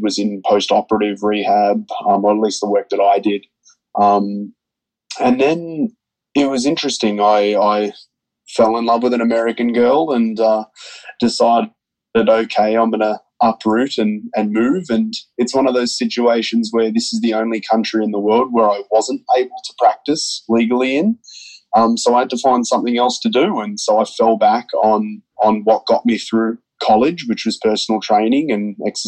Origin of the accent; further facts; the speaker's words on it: Melbourne, Victoria, Australia; now in Tampa, United States; I'm from Melbourne, Australia. I'm currently living in sunny Tampa, Florida